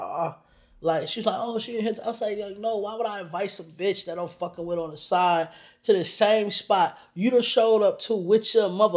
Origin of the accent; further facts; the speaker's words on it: Orlando, Florida, United States; I'm from Orlando.